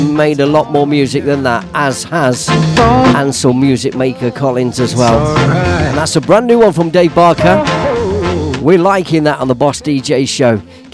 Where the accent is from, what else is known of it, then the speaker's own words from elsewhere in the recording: Leicester, East Midlands, United Kingdom; From my hometown, Leicester Town.